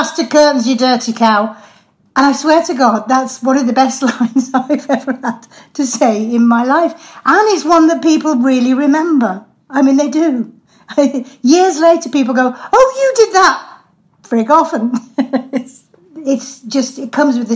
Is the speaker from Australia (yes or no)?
no; Irlam, North West England, United Kingdom; I was brought up in Earlham and Cadishead